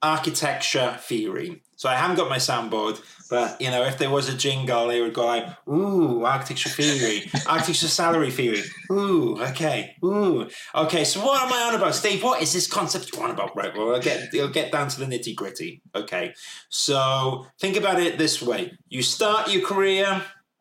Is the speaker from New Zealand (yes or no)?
no; United Kingdom; We're all British people